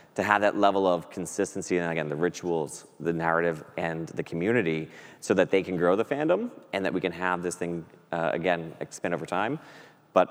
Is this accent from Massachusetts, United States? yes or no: yes; Boston, Massachusetts, United States; I grew up here in Boston as a Red Sox fan